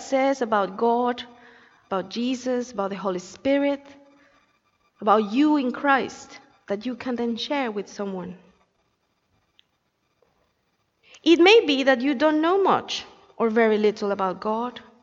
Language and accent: English; Colombia; moved away; I come from Colombia